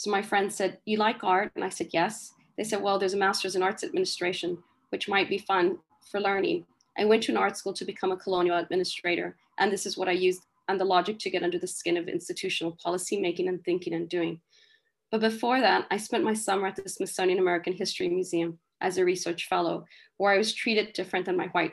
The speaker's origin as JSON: {"language": "English", "region": "northern Mexico", "country": "Mexico", "moved": "yes", "said": "we are desert people from Northern Mexico"}